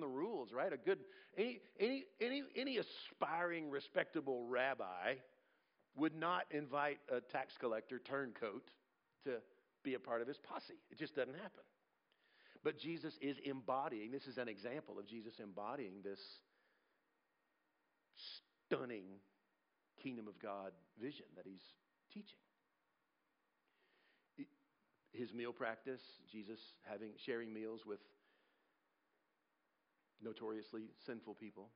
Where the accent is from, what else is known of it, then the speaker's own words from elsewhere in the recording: United States; I'm also an American.